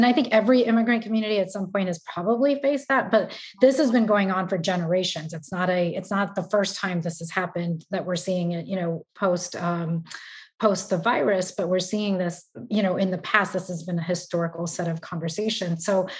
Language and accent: English; Houston, Texas, United States; where are you from? And I'll say Texas. And then somebody will be like, no, but where are you really from? And I'll say Houston.